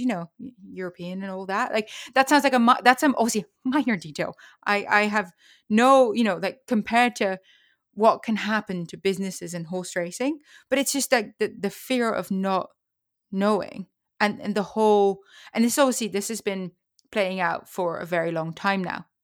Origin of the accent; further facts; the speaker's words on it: Netherlands; now in United States; I live in the United States because of horse racing. I'm from the Netherlands.